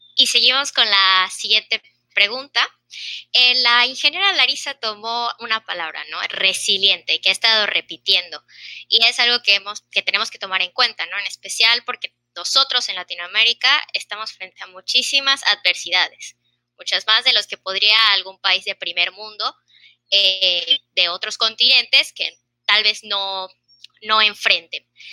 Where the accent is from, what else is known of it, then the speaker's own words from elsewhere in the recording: Yucatán, Mexico; aquí en México, en es donde soy, soy de Yucatán.